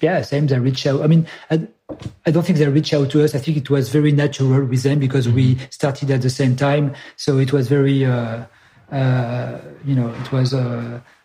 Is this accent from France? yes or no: yes; Grenoble, Auvergne-Rhône-Alpes, France; I'm from Grenoble, which is a south east of France, from the Alps. So so I basically grew up 1 hour away from Salomon headquarter.